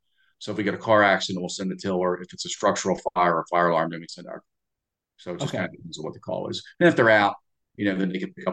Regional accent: New Jersey, United States; moved away; I grew up in New Jersey

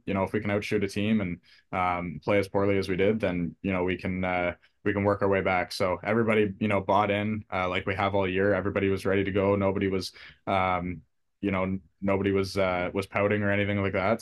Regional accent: Port Hope, Ontario, Canada; I grew up in Port Hope, Ontario

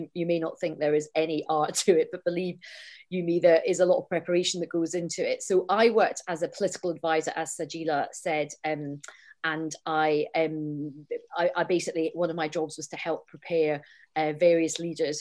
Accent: Scotland, United Kingdom; I'm Scottish and I'm Indian

